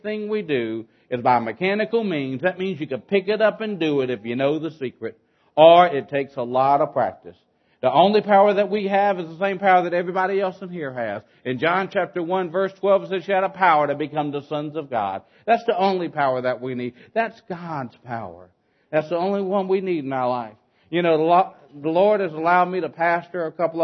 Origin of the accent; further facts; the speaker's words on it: South Louisiana, United States; We're originally from South Louisiana, way down there where the Cajuns are